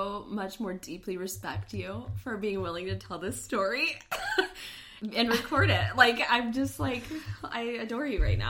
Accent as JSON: {"language": "English", "town": "Phoenix", "region": "Arizona", "country": "United States", "tie": "born or raised there", "said": "me growing up in Phoenix, where most of my friends in school were Latino."}